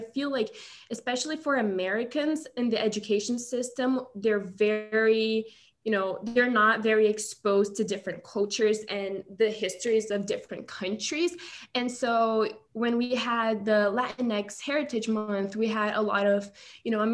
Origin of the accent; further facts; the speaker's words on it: South Region, Brazil; now in Chapel Hill, United States; I'm from the South. And so like, there are some words we say that it's not said throughout the rest of Brazil.